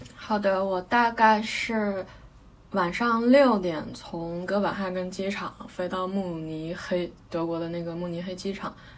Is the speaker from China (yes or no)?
yes; China; moved away as an adult; 然后再飞回我老家